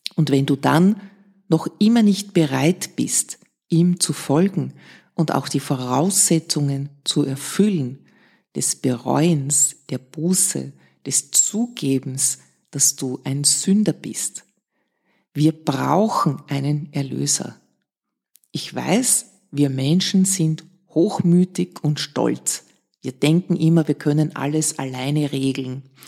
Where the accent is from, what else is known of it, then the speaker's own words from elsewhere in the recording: Vienna, Austria; Ich bin in Wien-Otterkring aufgewachsen, in einem Arbeiterbezirk im Gemeindebau.